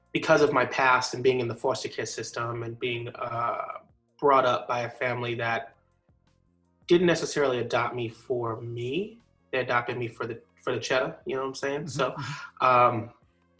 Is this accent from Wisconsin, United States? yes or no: no; New York, United States; also born or lived in Connecticut; now in Jacksonville, United States; Originally, I was born in Connecticut, but I was raised in New York